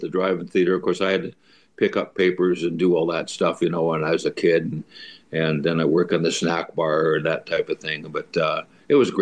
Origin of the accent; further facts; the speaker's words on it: Stettler, Alberta, Canada; moved away as an adult; also born or lived in North Battleford, Saskatchewan / Seattle, Washington; when I was growing up in Stettler